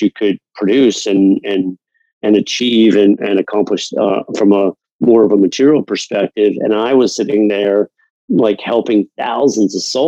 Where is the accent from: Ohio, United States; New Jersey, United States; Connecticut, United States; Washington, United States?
Connecticut, United States; Fairfield County; moved away as an adult; also born or lived in Atlanta / New York City / San Diego; I grew up in Fairfield County, Connecticut